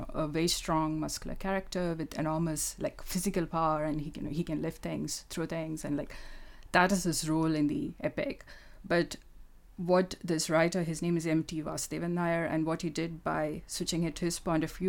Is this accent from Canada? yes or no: no; Kerala, India; first language Malayalam; English is a second language; moved away as an adult; now in United Kingdom; I grew up in Kerala, which is in the south of India